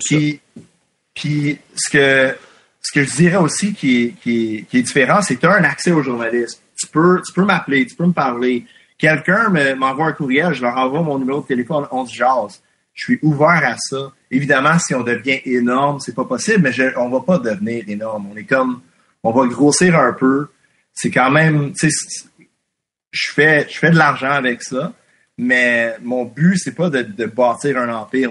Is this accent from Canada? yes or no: yes; Quebec, Canada; first language English; French is a second language; je suis anglophone, mais comme je suis québécois. Et mon public anglophone, c'est un public anglophone québécois